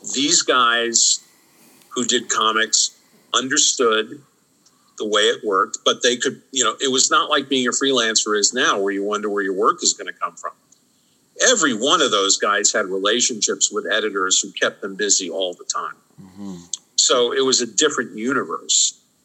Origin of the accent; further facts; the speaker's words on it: New York City, New York, United States; I grew up in New York City